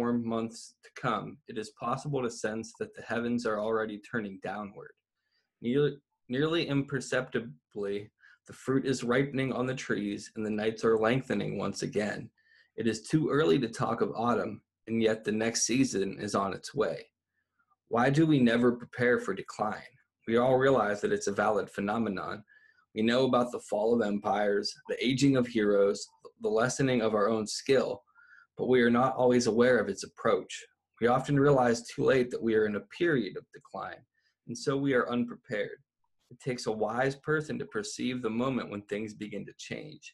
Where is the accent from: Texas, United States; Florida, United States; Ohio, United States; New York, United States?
Ohio, United States; moved away; also born or lived in Northern California; growing up in Ohio, there really is that harsh, abrupt change